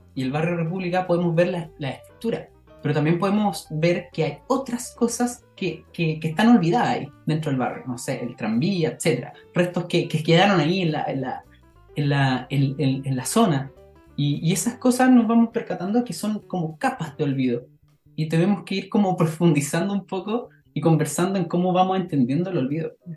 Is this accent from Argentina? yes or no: no; Chile; como chilenos